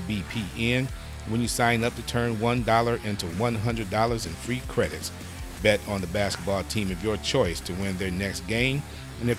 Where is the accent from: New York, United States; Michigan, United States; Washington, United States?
Michigan, United States; Detroit; moved away; I'm from originally from Detroit, Michigan